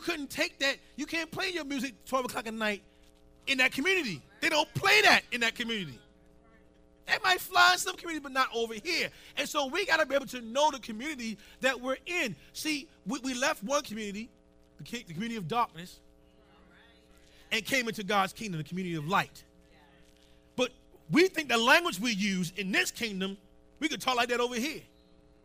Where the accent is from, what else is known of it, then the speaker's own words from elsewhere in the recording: Baltimore, Maryland, United States; I grew up in Upper Park Heights, right? Now, we moved up there in the late 70s